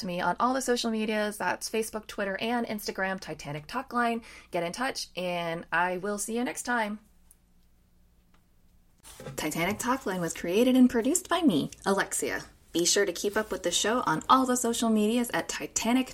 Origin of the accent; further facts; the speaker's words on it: United States; I'm from the States